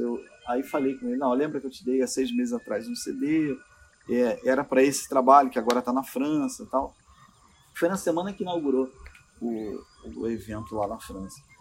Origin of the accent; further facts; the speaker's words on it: Rio de Janeiro, Brazil; perigoso que perigoso é onde eu estou, de onde eu venho